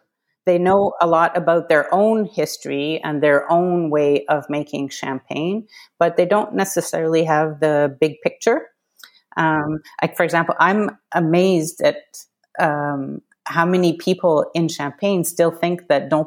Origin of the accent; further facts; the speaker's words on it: Canada; now in Paris, France; I'm Canadian.